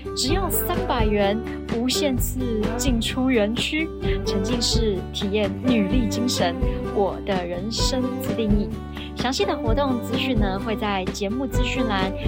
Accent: Taiwan; 在台湾啊，嗯、我们基本上比较没有这个习惯

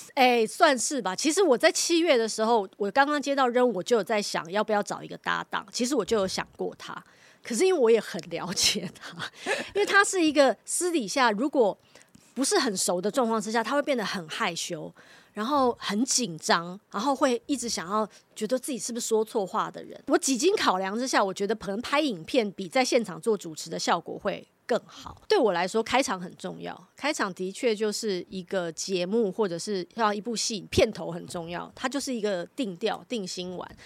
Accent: Taipei, Taiwan; 我生长的那个neighborhood，其实不是一个很大的地方，但是那个社区就是我从小，我移民到台湾来的时候我就住在那边，一直到现在我都还住在那边，那是我最熟悉长大的地方

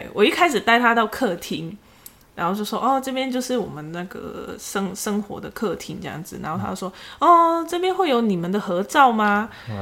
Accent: Macau; now in Taiwan; 我不是大陆的，我是澳门的

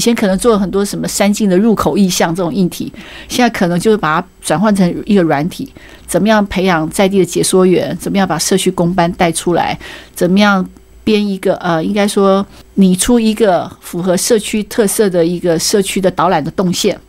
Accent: Hualien County, Taiwan; 我是花莲人

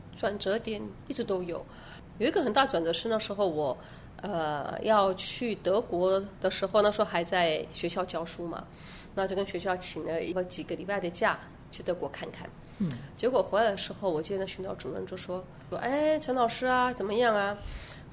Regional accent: Yilan, Yilan County, Taiwan; moved away as an adult; also born or lived in Weimar, Germany; 我小时候是在宜兰长大的，那时候你来还没有大学，也没有音乐班

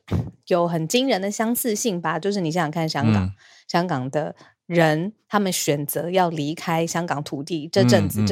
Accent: Taiwan; 我们是台湾人

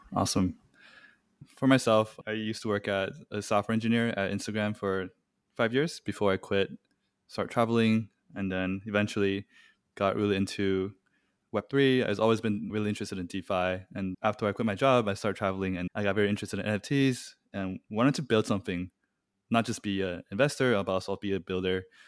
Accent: Taiwan; moved away; I'm originally from Taiwan

